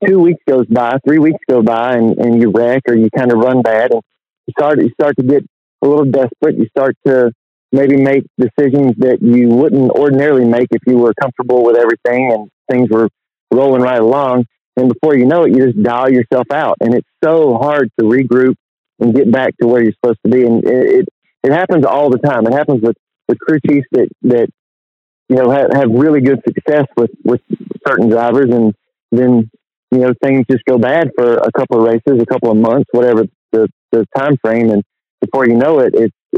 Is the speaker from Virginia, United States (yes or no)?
yes; near Martinsville, Virginia, United States; Martinsville, without a doubt, would be my hometown track. You know, we growing up only 20 miles from there